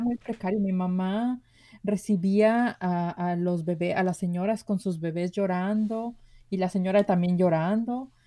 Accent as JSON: {"language": "Spanish", "town": "Guadalajara", "region": "Jalisco", "country": "Mexico", "tie": "born or raised there", "said": "yo nací en Guadalajara, Jalisco. Nací en una colonia muy humilde de Guadalajara"}